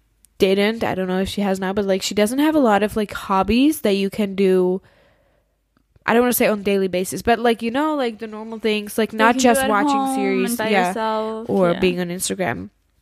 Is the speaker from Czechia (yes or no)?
yes; Czechia; for me, the Czech Republic is still, like, my home country. It's still a place where it's probably, like, a high chance that I will live there.